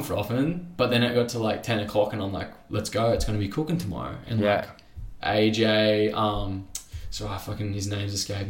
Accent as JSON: {"language": "English", "town": "Sydney", "region": "New South Wales", "country": "Australia", "tie": "born or raised there", "said": "we grew up booging together around Maruba Reefs"}